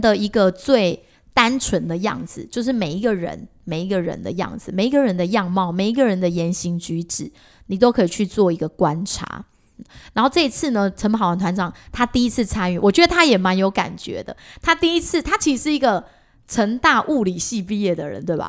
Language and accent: Chinese; Taiwan; 因为我们原本就生在这个地方，而且我们本来就是属于比较偏传统信仰这种佛教